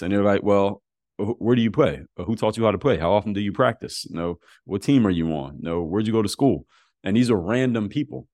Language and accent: English; Philadelphia, Pennsylvania, United States; moved away as an adult; also born or lived in Altoona, Pennsylvania; now in Miami, United States; I live in Miami now, but I'm from Philadelphia.